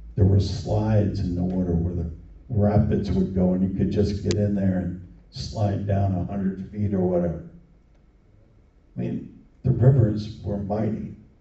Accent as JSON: {"language": "English", "region": "New Jersey", "country": "United States", "tie": "born or raised there", "also_born_or_lived": "upstate New York", "moved": "yes", "said": "the little town I grew up in in New Jersey"}